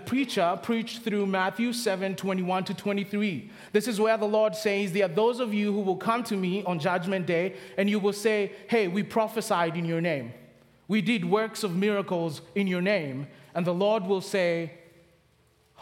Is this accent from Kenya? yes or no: yes; Kenya; accent: Kenyan; now in Charlotte, United States; From the accent, I'm from Kenya